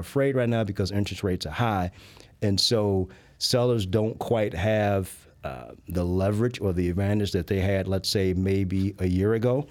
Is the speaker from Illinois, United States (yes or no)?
yes; Chicago, Illinois, United States; I was born and raised in the Park Manor or Grand Crossing neighborhood